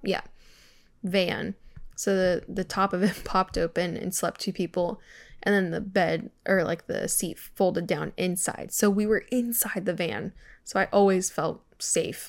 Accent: California, United States; moved away; growing up in California

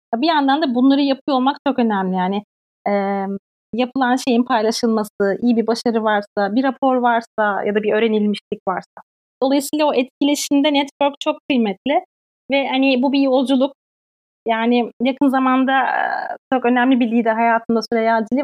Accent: Turkey; moved away as an adult; now in Sweden; bir Türk olarak şu an burada

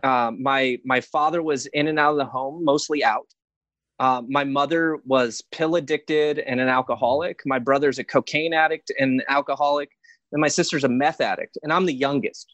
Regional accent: Hesperia, California, United States; also born or lived in Glendale, California; I actually grew up uh, two hours north in Hesperia, Victorville, Apple Valley area.

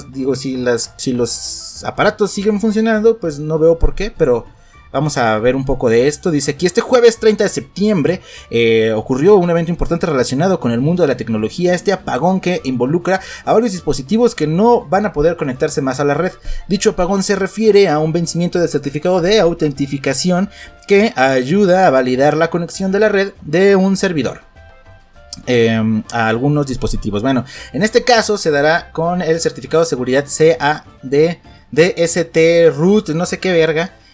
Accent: Mexico

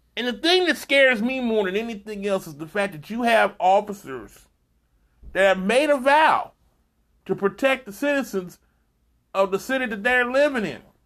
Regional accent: Texas, United States; my home state, right there by Louisiana border

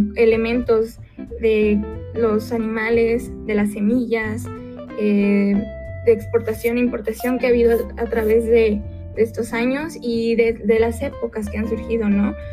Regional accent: Mexico; nosotros como mexicanos

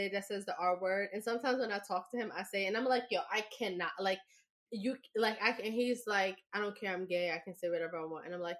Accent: New York, United States; I mean, being a New Yorker, it was part of our

